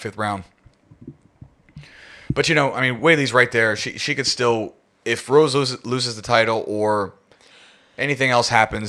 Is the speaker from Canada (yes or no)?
no; United Kingdom; Like, as a Brit, I'm just, you know what I mean?